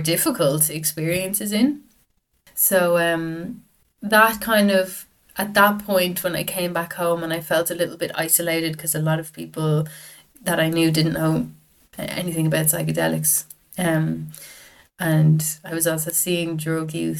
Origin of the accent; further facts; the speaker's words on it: Dublin, Leinster, Ireland; I'm from Dublin. Grew up in Dublin, North Dublin